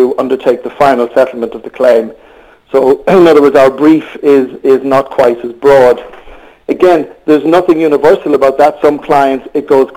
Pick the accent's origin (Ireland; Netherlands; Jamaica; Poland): Ireland; accent: Irish; moved away as an adult; also born or lived in Australia / United Kingdom; I'm not able to disguise the accent, so I am Irish, as most people will gather very quickly.